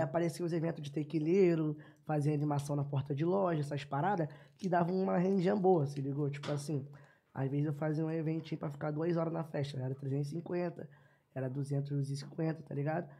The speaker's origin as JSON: {"language": "Portuguese", "region": "Rio de Janeiro", "country": "Brazil", "tie": "born or raised there", "also_born_or_lived": "Piedade, Rio de Janeiro", "said": "Sou nascido no Complexo do Lins mas quando eu tinha 9 anos de idade, Deus abençoou e me deu a oportunidade de morar no asfalto"}